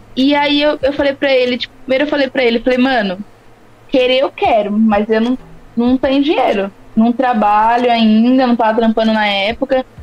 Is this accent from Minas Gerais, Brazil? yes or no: no; São Carlos, São Paulo, Brazil; moved away as an adult; now in São Paulo, Brazil; eu sou de São Carlos. Não sou de São Paulo. É eu tô isso. aqui atualmente, porém eu sou de lá. Vivi, vivi 25 anos, 20, 20 e hum. poucos anos lá